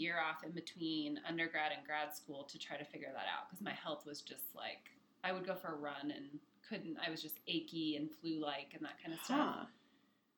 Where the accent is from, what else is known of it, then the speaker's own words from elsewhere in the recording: Torrance, California, United States; moved away as an adult; now in Denver, United States; I grew up in California, Torrance